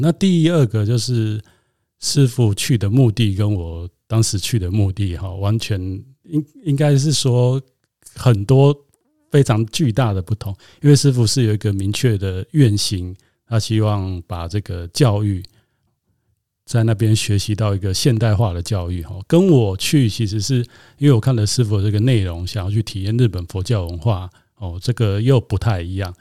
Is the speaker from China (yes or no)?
no; Taiwan; 我想在台湾长大